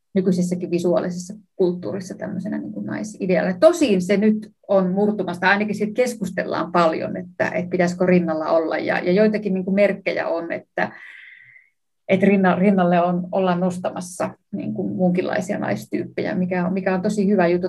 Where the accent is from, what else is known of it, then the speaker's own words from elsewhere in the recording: Savonlinna, South Savo, Finland; mä itse Savonlinnasta kotoisin